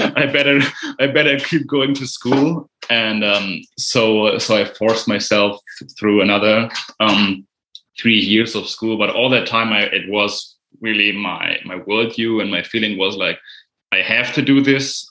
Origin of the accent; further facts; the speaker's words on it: Germany; English is a second language; I'm from Germany